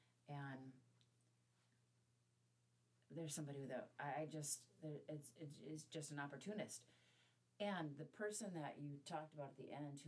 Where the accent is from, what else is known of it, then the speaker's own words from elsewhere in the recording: Midwest, United States; And I think that growing up in the Midwest, and I, maybe being female, maybe being born in the generation that I was born in, but I have a compulsion to be nice to strangers.